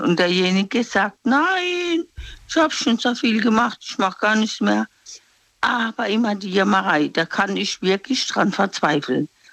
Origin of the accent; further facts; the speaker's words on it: Mannheim, Baden-Württemberg, Germany; Ich bin aus Mannheim